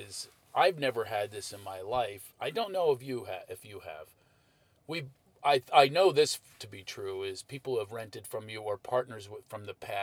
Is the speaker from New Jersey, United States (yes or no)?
no; Philadelphia, Pennsylvania, United States; I'm from Philadelphia. Well, I grew up on Stenton and Duval